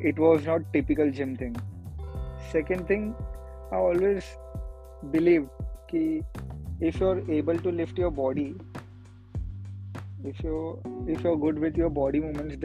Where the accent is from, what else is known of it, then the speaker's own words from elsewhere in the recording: Mumbai, Maharashtra, India; I was born in border in Mumbai